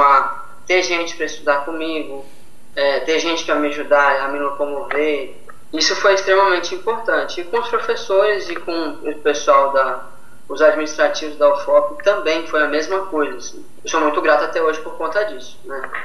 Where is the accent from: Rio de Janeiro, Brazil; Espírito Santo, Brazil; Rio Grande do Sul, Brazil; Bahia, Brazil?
Espírito Santo, Brazil; Linhares; eu sou de Linhares